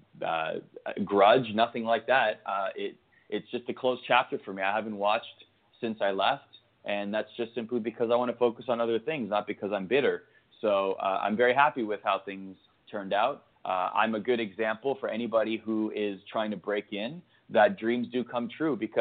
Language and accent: English; Canada; I grew up in Canada